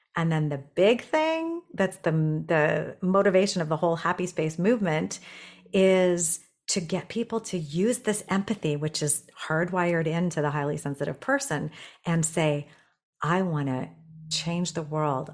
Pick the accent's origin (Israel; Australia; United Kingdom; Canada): Canada; Toronto, Ontario; moved away as an adult; also born or lived in Tokyo, Japan; I'm from Toronto now